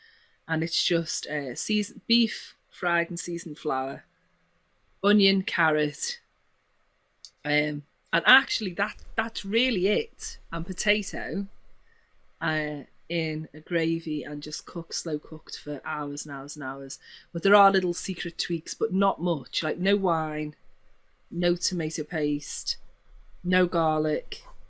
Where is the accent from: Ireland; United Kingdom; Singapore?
United Kingdom; Liverpool, North West England; accent: Scouse; three of them, but I suppose if I had to, it'd be Scouse.